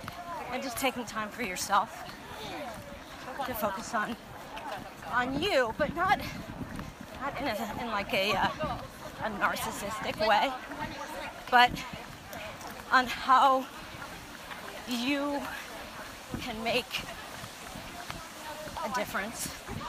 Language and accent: English; Washington, District of Columbia, United States; I'm from Washington, D.C.